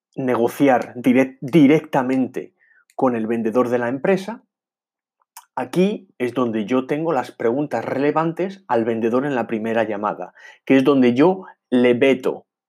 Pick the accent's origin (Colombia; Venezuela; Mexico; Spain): Spain; Madrid, Community of Madrid; moved away; also born or lived in England; soy mitad inglés, mitad español, eh, nací en Madrid, me desarrollé en, Inglaterra